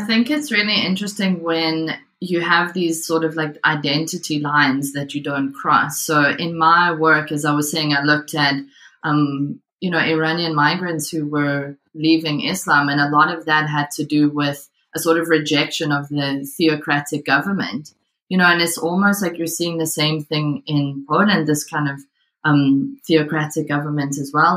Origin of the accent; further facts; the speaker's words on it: South Africa; moved away as an adult; now in Glasgow, United Kingdom; I'm from South Africa um, and growing up, you know, sort of evangelical Christianity there